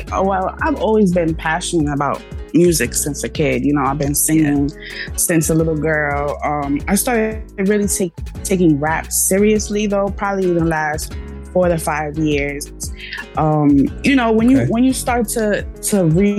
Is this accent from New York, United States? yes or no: yes; New York City, New York, United States; I'm from the Bronx, New York. I'm a rapper, singer/poet, you know. Yes. I'm a 90s baby.